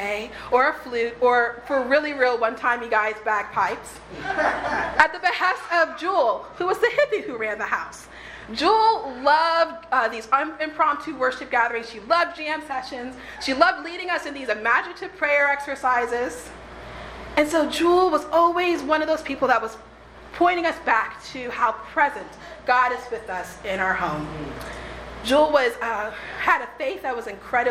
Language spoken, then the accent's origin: English; Texas, United States; moved away as an adult; also born or lived in New Orleans; my hometown in Texas